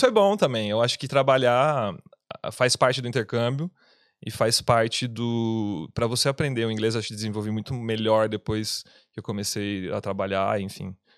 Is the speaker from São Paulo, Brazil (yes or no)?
yes; Piracicaba, São Paulo, Brazil; moved away as an adult; now in Dublin, Ireland; eu sou de Piracicaba, São Paulo